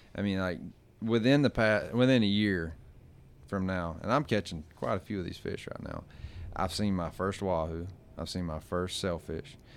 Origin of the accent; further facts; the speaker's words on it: Gulf Coast, United States; moved away; I come from the Gulf